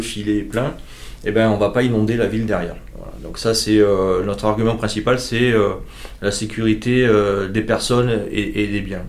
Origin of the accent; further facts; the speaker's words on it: Marseille, Provence-Alpes-Côte d'Azur, France; Je suis né à Marseille, j'ai grandi